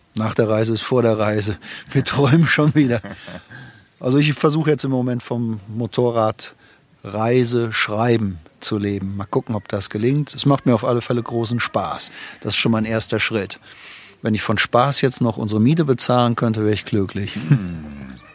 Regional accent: Germany

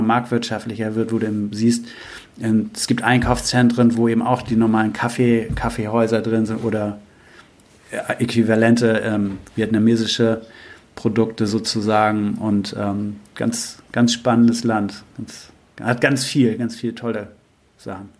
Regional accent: Germany; als Deutsche

